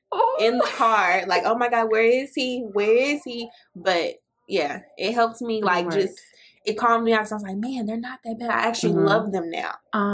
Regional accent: Fort Worth, Texas, United States; I grew up in Fort Worth

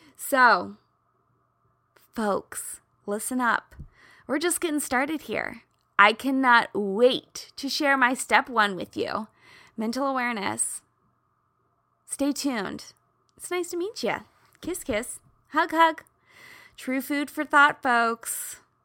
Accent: Midwest, United States; I grew up in the Midwest

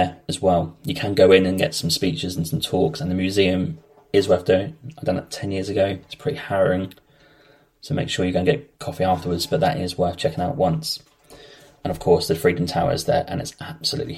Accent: England, United Kingdom; we're English

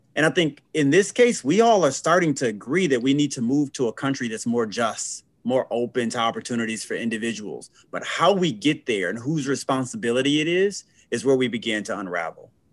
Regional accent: Flint, Michigan, United States; right in Flint, Michigan, where I'm from. More specifically, born and raised in North Flint

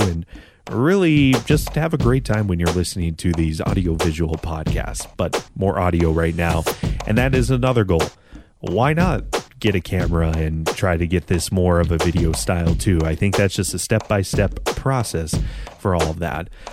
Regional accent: North Dakota, United States; I'm from North Dakota

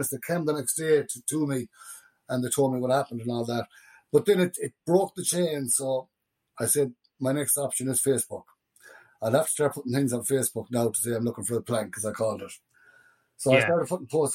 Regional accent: Tuam, Connacht, Ireland; now in Manchester, United Kingdom; I'm from Tuam

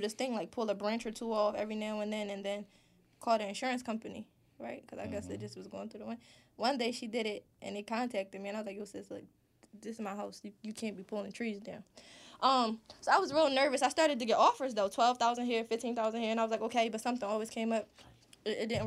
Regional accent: Philadelphia, Pennsylvania, United States; I grew up in South Philly

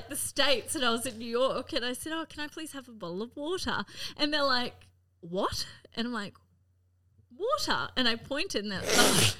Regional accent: Gladstone, Queensland, Australia; now in Cairns, Australia; I'm from Gladstone originally, even though I live in Cairns. But is that because my family's Austrian and English?

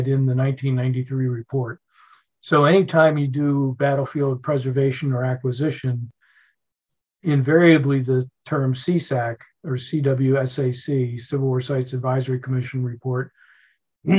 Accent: Philadelphia, Pennsylvania, United States; moved away as an adult; also born or lived in Virginia / Nebraska; now in Atlanta, United States; I'm originally from Philadelphia, grew up there, went to Georgia Tech, which is here in Atlanta

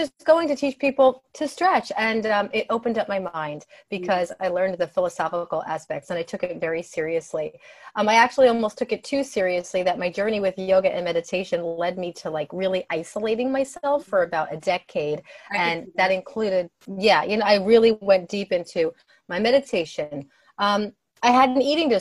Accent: New Jersey, United States; I grew up in New Jersey

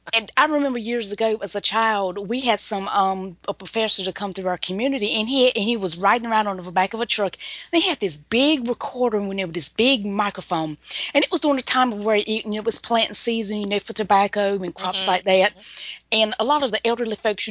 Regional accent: Pembroke, North Carolina, United States; here in my hometown of Pembroke

